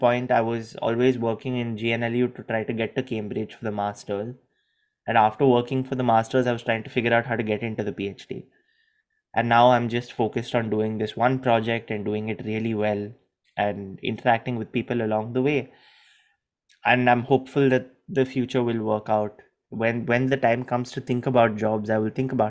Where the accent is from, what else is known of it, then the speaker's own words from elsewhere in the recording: India; moved away; also born or lived in Gujarat; I was very comfortable being Indian.